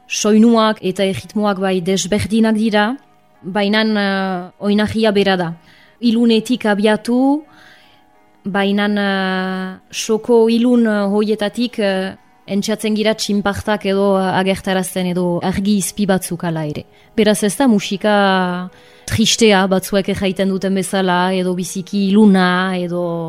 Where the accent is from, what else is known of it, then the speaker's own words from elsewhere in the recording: Arbonne, Nouvelle-Aquitaine, France; also born or lived in Bayonne; Arbonakoa naiz diatoriz, bai honan sortua